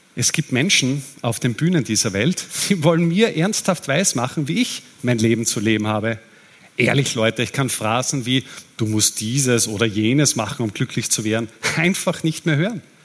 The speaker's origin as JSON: {"language": "German", "country": "Austria", "said": "Als Österreicher"}